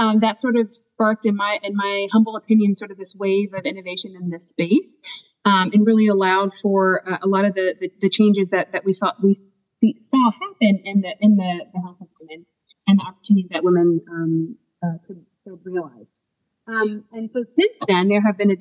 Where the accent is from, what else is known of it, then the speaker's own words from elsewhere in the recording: Washington, District of Columbia, United States; moved away as an adult; now in New Jersey, United States; I am originally from the Washington, D.C. area